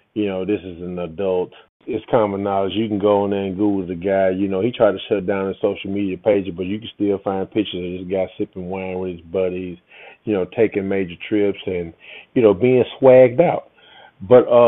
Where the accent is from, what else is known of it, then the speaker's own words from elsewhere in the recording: the South, United States; You know I'm from the South.